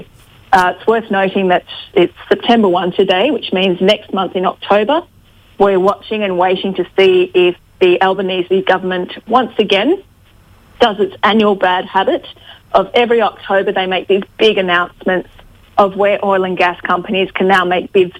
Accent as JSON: {"language": "English", "country": "Australia", "said": "we are an island nation surrounded by a marine environment"}